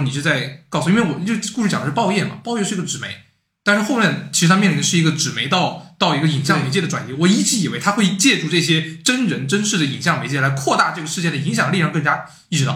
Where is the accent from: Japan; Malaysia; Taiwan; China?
China; Hanzhong, Shaanxi; 我老家在汉中，汉中的村里面